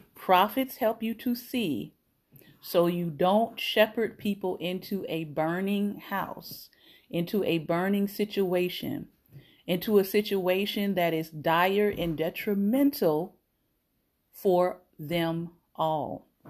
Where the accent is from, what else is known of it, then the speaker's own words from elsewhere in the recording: Florida, United States; I am Florida born. I grew up in Florida